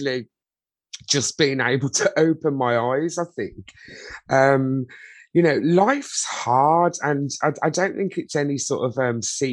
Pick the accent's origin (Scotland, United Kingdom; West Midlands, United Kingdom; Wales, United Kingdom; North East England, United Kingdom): West Midlands, United Kingdom; Birmingham; I was born and bred in Birmingham, UK